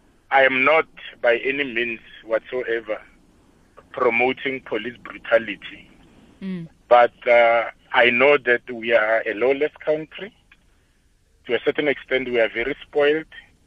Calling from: Pretoria, Gauteng, South Africa; I'm calling from the Montana area.

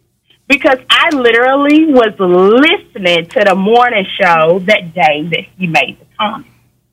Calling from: Georgia, United States; I'm calling from Georgia.

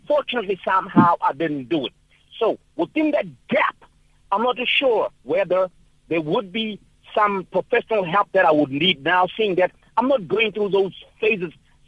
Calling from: Durban, KwaZulu-Natal, South Africa; I am calling from Durban indeed.

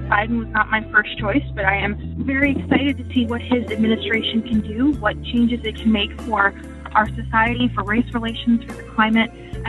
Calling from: Redondo Beach, California, United States; I'm calling from Redondo Beach, California.

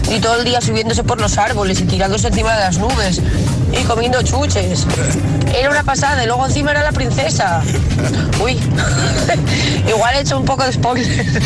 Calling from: Gijón, Asturias, Spain; de Gijón.

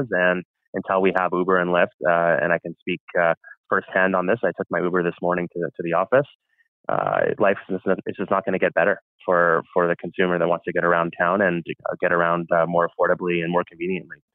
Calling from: Ontario, Canada; I'm speaking from Ontario right now

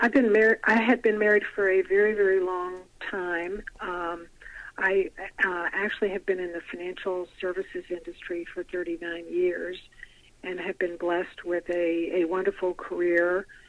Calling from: Nashville, Tennessee, United States; Nashville, Tennessee.

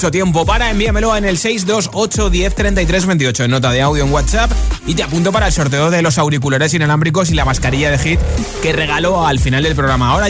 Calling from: Seville, Andalusia, Spain; soy … de Sevilla.

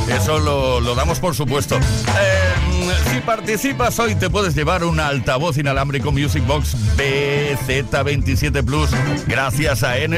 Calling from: Barcelona, Catalonia, Spain; de Barcelona.

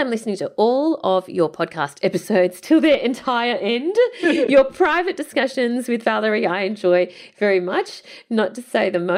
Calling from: Austria; English is a second language; I'm a listener from Austria. No, we don't have kangaroos

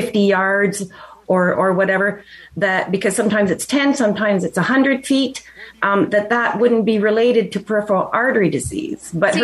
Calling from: Cardinal, Ontario, Canada; I'm calling from Cardinal, Ontario.

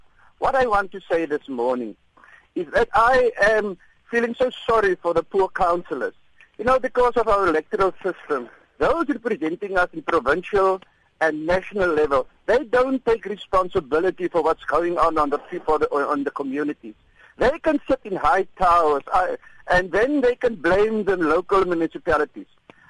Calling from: George, Western Cape, South Africa; I'm calling from George.

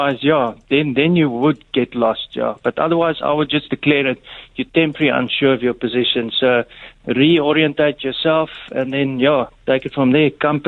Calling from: Durbanville, Western Cape, South Africa; Hi, it's actually, I'm from Durban. How are you doing?

